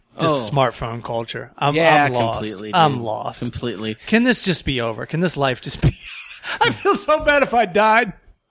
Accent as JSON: {"language": "English", "region": "Maryland", "country": "United States", "said": "I'm also from Southern Maryland and I'm also a redneck."}